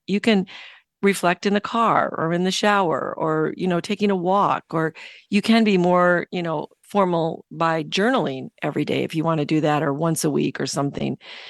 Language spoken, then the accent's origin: English; Michigan, United States; Yeah, Chicago, Michigan. I grew up in Michigan.